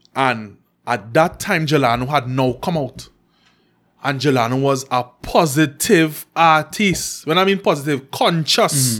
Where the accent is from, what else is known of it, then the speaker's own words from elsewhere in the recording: Trinidad & Tobago; she and I grew up in McQuire.